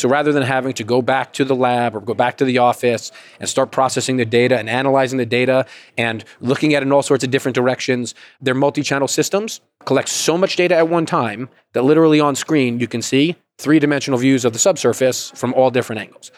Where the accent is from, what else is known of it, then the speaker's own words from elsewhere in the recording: Georgia, United States; I'm from Georgia